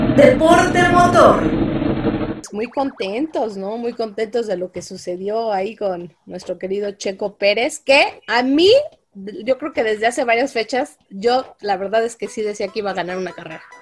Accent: Mexico

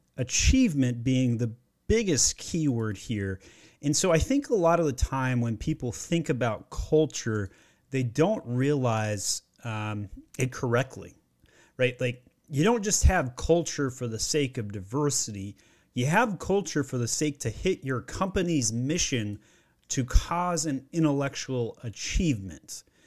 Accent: Utah, United States; also born or lived in Maryland; now in Georgia, United States; I grew up in Utah, and I had to go to Maryland to find my wife, and now I live in Georgia.

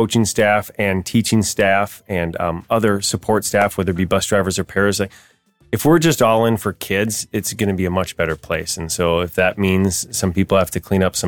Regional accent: Pierz, Minnesota, United States; moved away as an adult; also born or lived in Little Falls / Sartell; now in Pequot Lakes, United States; I grew up in Pierce

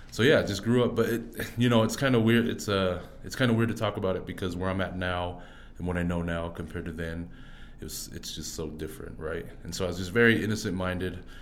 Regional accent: Orem, Utah, United States; also born or lived in Fiji / Kansas City; so I was born out in uh, Fiji. Okay. Yep. And so uh, that's where my mom was at, and so I was adopted from Fiji, brought straight to Orem, Utah, and been there ever since three months.

